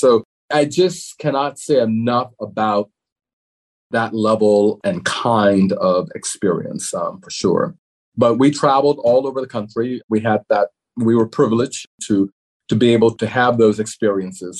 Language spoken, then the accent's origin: English; New Orleans, Louisiana, United States; moved away as an adult; I was born in New Orleans. And so I grew up in New Orleans and remained there through my undergraduate years